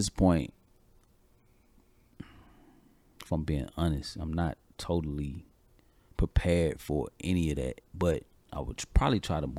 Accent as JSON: {"language": "English", "region": "Georgia", "country": "United States", "lives_now": "North Carolina, United States", "said": "I'm here from Georgia. My sibling is in Georgia. I'm in North Carolina, though."}